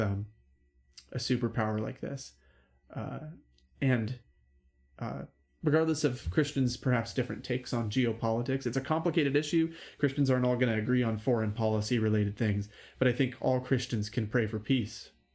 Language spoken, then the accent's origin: English; United States; I'm American and I'm proud to be American.